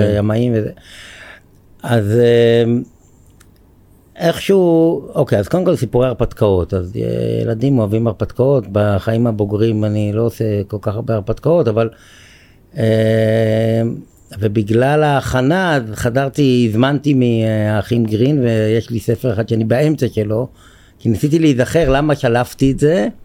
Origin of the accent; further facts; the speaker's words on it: Ramat HaSharon, Tel Aviv District, Israel; אני בן רמת השרון במקור, גר במושב הרבה שנים